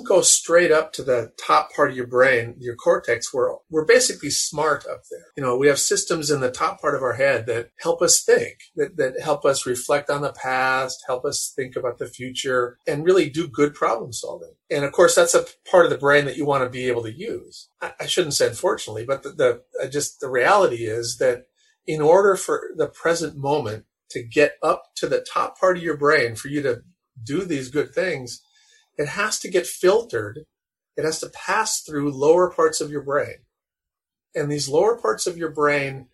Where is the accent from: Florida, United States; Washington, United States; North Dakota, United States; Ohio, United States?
North Dakota, United States; I grew up in North Dakota